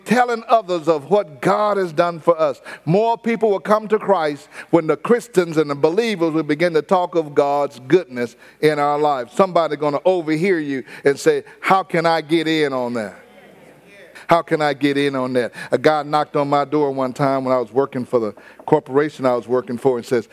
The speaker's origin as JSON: {"language": "English", "town": "Houston", "region": "Texas", "country": "United States", "tie": "born or raised there", "said": "I didn't tell them I was from Fifth Ward."}